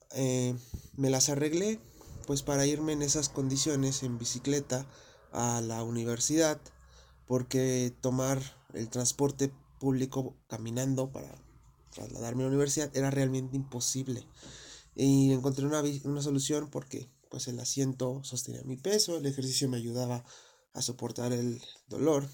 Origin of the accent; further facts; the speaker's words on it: Mexico; Yo soy de México